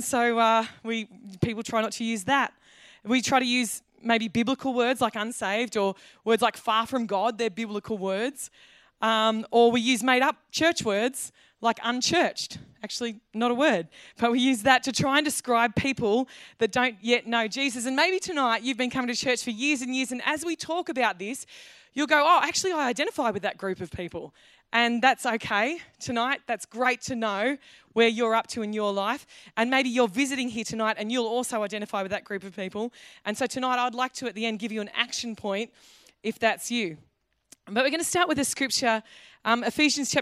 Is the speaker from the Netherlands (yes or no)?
no; Australia; as an Australian